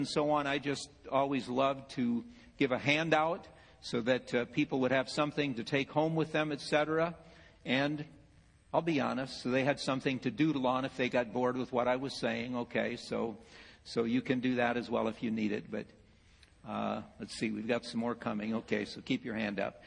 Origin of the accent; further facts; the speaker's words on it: Ohio, United States; I'm from Ohio